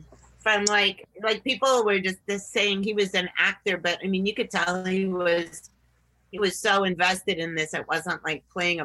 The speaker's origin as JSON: {"language": "English", "region": "New England", "country": "United States", "tie": "born or raised there", "said": "but I grew up in New England, so I had a big snorkel parka on."}